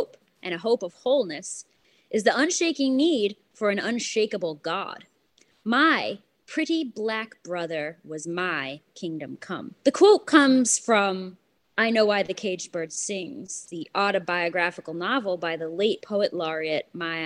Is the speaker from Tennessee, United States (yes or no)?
no; New York City, New York, United States; when growing up in Brooklyn in the 80s